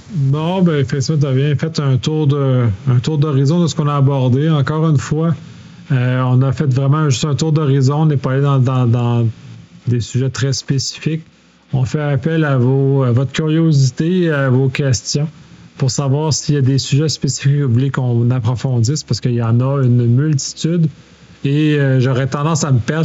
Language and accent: French; Quebec, Canada; en tant que Québécois, la façon qu'on utilise le français est différente des Français de France